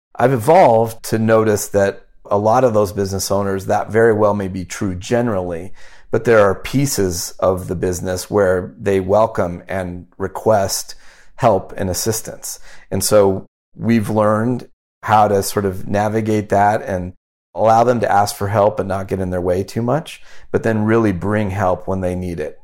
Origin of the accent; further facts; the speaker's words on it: Omaha, Nebraska, United States; also born or lived in Wyoming; I grew up in Wyoming and Omaha, Nebraska